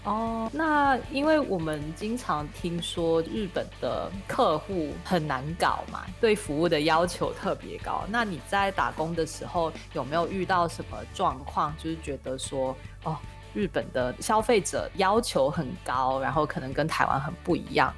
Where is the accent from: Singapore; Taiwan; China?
Singapore; 我是新加坡人嘛